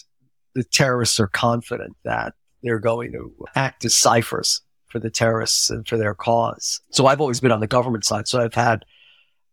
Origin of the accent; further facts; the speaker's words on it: United States; being American